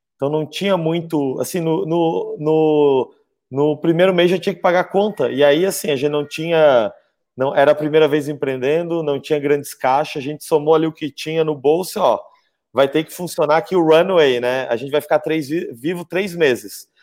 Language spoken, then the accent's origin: Portuguese; Florianópolis, Santa Catarina, Brazil; Eu, eu nasci e moro aqui em, em Florianópolis